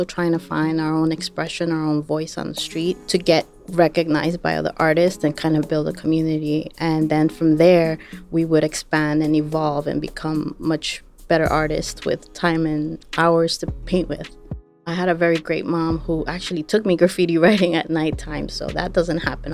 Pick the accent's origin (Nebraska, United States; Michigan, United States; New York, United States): New York, United States; New York City; also born or lived in Ecuador; I was born in Ecuador, but I grew up in Queens, New York.